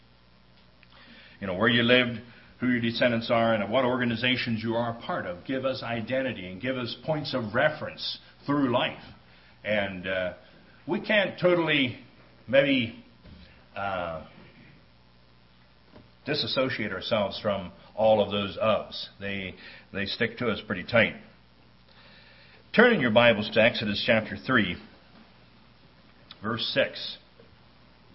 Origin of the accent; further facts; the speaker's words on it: Stevens, Pennsylvania, United States; moved away as an adult; also born or lived in New Holland, Pennsylvania; now in Dodge Center, United States; of Stevens, Pennsylvania